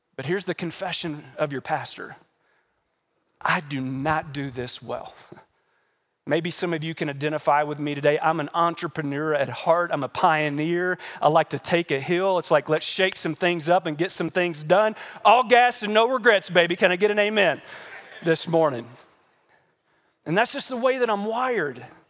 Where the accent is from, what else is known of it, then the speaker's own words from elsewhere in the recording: United States; As American Christians